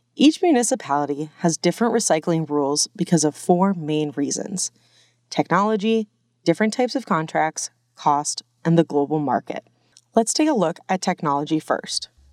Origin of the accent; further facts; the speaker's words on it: Glendale, Arizona, United States; I grew up in the West Valley, in Glendale